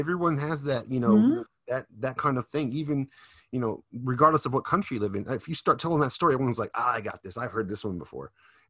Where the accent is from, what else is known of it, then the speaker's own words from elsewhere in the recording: United States; now in Japan; in my case, I was born in America, moved to Japan.